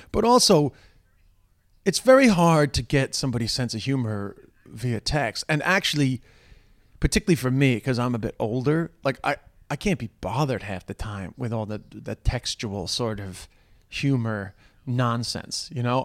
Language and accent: English; New York, United States; accent: New York; now in Ireland; my New York accent